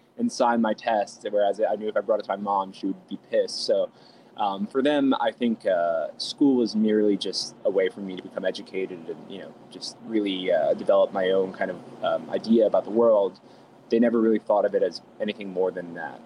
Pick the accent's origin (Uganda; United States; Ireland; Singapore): United States; New York City, New York; also born or lived in Roslyn Heights, Long Island, New York; I grew up in a town called Fresh Meadows in Queens, um, and then in New York, uh, and then I also moved to a town called Roslyn Heights in Long Island, uh, in New York